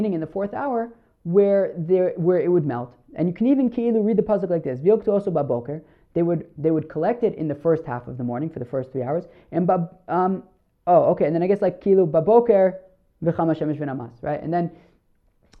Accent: New Jersey, United States; moved away; where I grew up in New Jersey

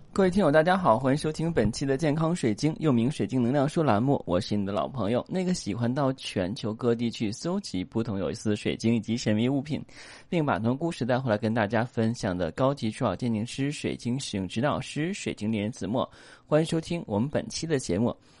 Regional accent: China; 我们中国人

